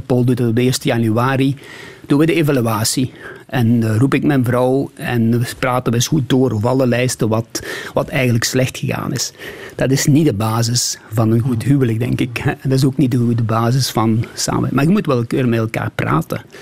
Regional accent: Beringen, Flanders, Belgium; moved away as an adult; also born or lived in Sweden; Limburg is, eh, is ook de plaats waar ik geboren ben, waar ik gestudeerd heb

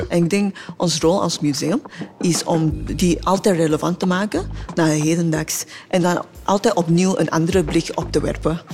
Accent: Singapore; Dutch is a second language; moved away as an adult; now in Belgium; ik kom oorspronkelijk uit Singapore

